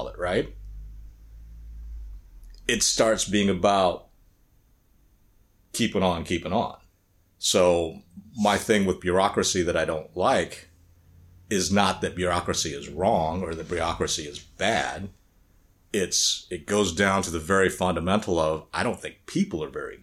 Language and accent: English; United States; also born or lived in Korea; growing up in the United States